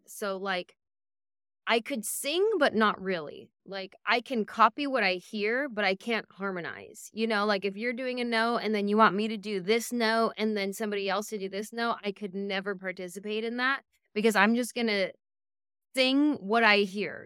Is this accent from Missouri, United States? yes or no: no; San Jose, California, United States; I grew up in San Jose